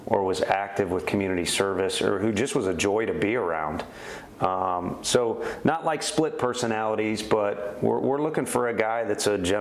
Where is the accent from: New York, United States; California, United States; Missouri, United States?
Missouri, United States; St. Louis; now in Knoxville, United States; I grew up in St. Louis, you know, kind of a city slicker